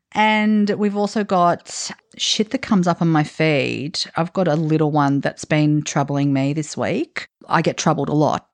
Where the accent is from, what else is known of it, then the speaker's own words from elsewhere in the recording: Australia; also born or lived in Italy; We're two Australian women